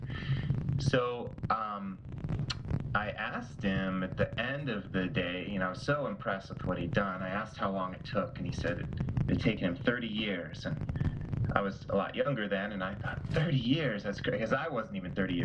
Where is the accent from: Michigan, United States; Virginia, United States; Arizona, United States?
Arizona, United States; Tucson; I grew up in the Southwest in Tucson, Arizona, dry land city